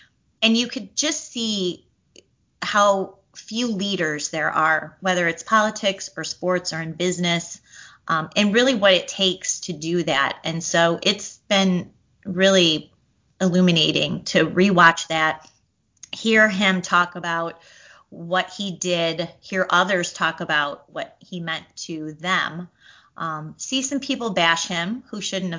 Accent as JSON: {"language": "English", "town": "Chicago", "region": "Illinois", "country": "United States", "tie": "born or raised there", "said": "as lifelong Chicagoan"}